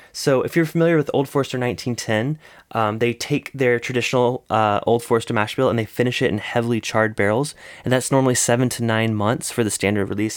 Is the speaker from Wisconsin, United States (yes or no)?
no; South Carolina, United States; That's my, that's my home state